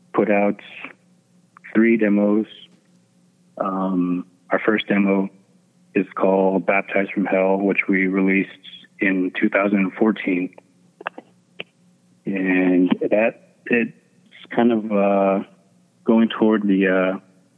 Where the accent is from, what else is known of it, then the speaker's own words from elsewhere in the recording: Ganado, Arizona, United States; we are from Ganado, Arizona, and we are all Navajo, from the Navajo Nation up here in Arizona